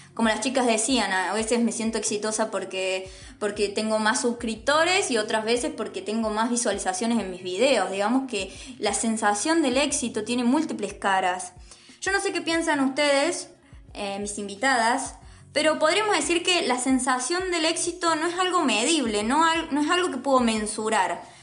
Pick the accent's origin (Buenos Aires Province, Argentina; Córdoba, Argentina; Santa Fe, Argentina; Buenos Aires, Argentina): Córdoba, Argentina; Río Cuarto; nosotros somos un grupo de Río Cuarto, así que estamos en el interior del interior, Río Cuarto, Córdoba, Argentina